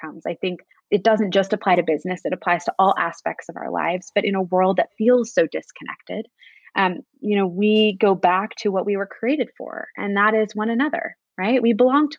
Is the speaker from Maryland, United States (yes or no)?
yes; Annapolis, Maryland, United States; in my hometown of Annapolis